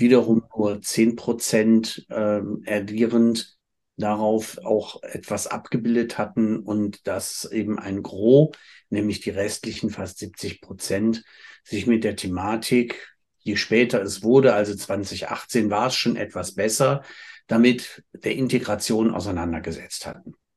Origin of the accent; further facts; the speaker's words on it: Cologne, North Rhine-Westphalia, Germany; als Kölsche Jung